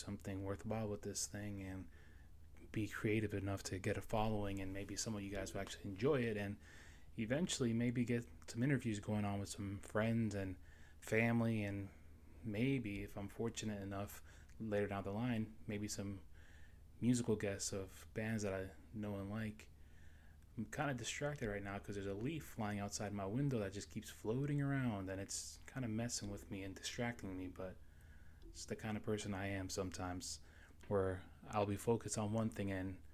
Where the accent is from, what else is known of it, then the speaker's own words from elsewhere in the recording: New York City, New York, United States; moved away as an adult; also born or lived in Florida; now in South Carolina, United States; I was born and raised in New York City, Astoria, Queens, to be exact. I left there when I was 19 years old, and I moved down to Florida